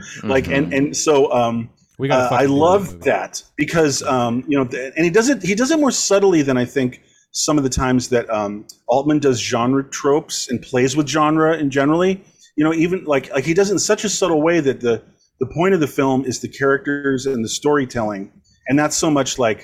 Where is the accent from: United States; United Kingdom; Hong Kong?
United States; Long Beach, California; I was born and raised in Long Beach, California.